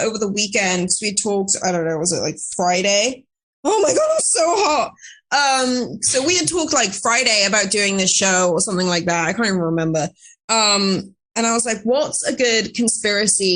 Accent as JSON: {"language": "English", "region": "Wales", "country": "United Kingdom", "moved": "yes", "lives_now": "United States", "said": "I'm from Wales"}